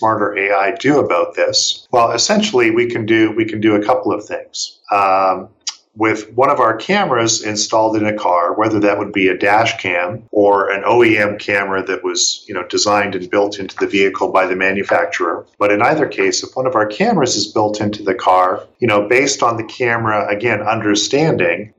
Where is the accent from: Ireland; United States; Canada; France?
Canada; moved away as an adult; I'm from Canada